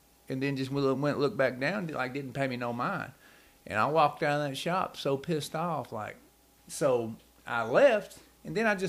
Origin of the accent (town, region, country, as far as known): Knoxville, Tennessee, United States